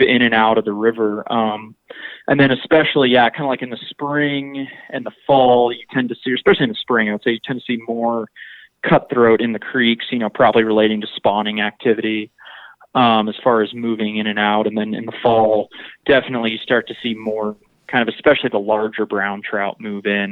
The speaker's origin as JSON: {"language": "English", "region": "Texas coast", "country": "United States", "tie": "born or raised there", "said": "I grew up kind of on the Texas coast fishing"}